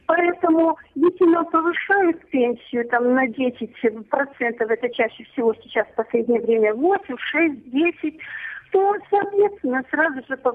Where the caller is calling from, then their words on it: Volgograd, Volgograd Oblast, Russia; Здравствуйте, я из Волгограда пенсионера, 10 лет я на пенсии.